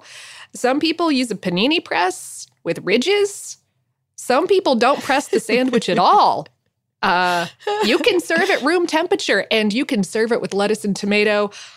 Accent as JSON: {"language": "English", "town": "Fort Lauderdale", "region": "Florida", "country": "United States", "tie": "born or raised there", "said": "Some folks don't include the salami, and that is, in fact, the way that I had it growing up in Fort Lauderdale."}